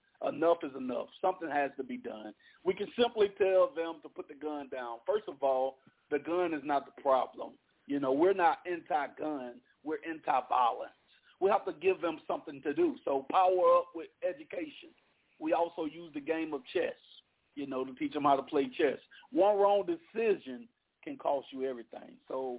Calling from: Opelousas, Louisiana, United States; Calling in from Opelousas, Louisiana.

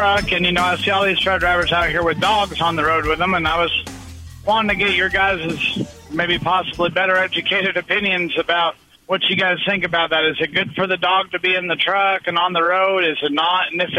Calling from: New Mexico, United States; Calling from New Mexico.

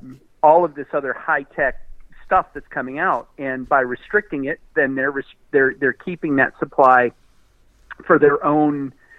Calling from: Austin, Texas, United States; from Austin.

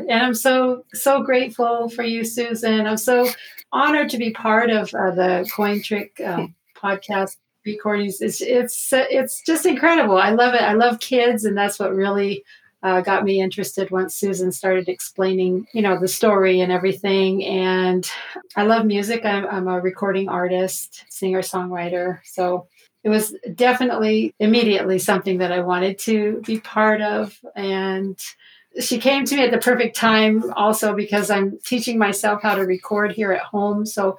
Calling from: Zuni Pueblo, New Mexico, United States; Yes, I'm here in Zuni Pueblo, New Mexico, and we're way out in the middle of nowhere

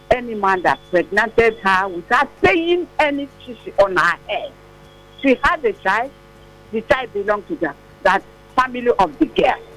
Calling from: Satellite Town, Lagos, Nigeria; Like from satellite town.

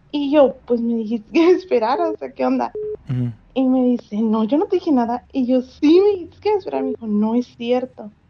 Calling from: Monterrey, Nuevo León, Mexico; De Monterrey.

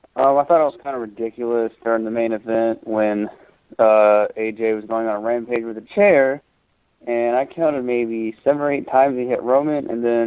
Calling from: Georgia, United States; from Georgia.

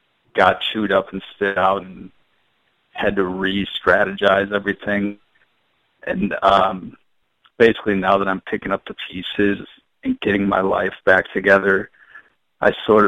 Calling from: Chicago, Illinois, United States; This is … from Chicago.

